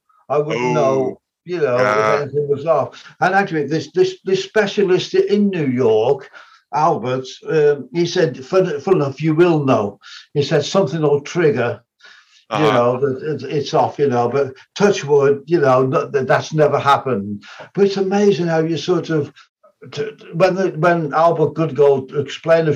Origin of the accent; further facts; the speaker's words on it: Wolverhampton, West Midlands, United Kingdom; from my hometown to where I had an apartment, just on the outskirts of our hometown, Wolverhampton